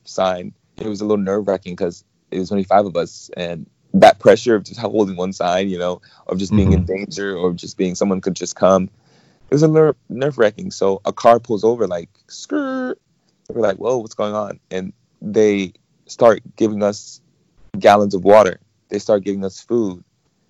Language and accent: English; New York City, New York, United States; moved away as an adult; now in California, United States; I'm from Brooklyn, New York. I moved to California around maybe 5 or 6 years ago